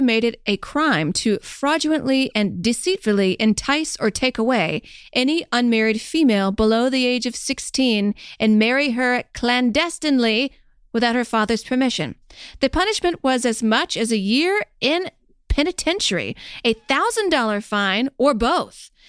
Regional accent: the South, United States; I'm from the South

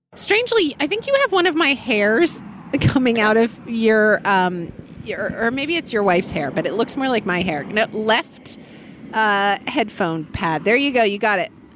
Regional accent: United States; as an American

